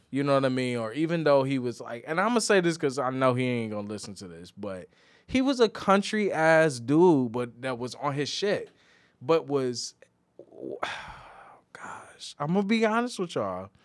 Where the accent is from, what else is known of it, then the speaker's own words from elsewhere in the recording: Midwest, United States; moved away; we're both from the Midwest